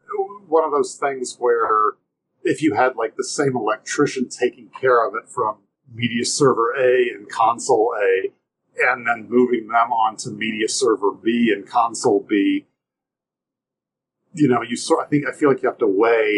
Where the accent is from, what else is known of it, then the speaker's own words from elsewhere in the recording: Nashville, Tennessee, United States; I grew up in Nashville